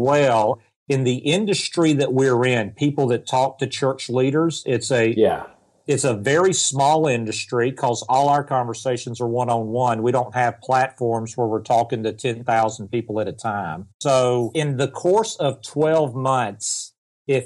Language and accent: English; the South, United States; accent: Southern; I'm from the South, if you can't tell by my accent. So we have a Canadian and a Southerner